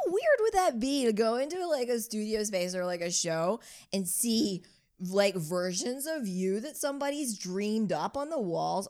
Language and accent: English; New Orleans, Louisiana, United States; moved away as an adult; also born or lived in Baltimore / Brooklyn; growing up in New Orleans and then going to school in Baltimore